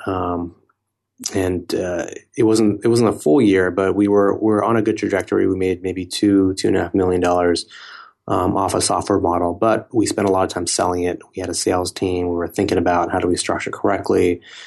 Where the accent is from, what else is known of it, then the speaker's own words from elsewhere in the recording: Silicon Valley, California, United States; I grew up around a lot of, um, technology companies growing up in Silicon Valley